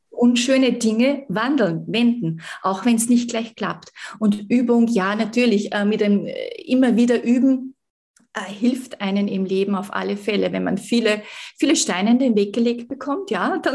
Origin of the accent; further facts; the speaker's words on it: Salzburg, Austria; Ich komme aus Salzburg, aus dem Österreich.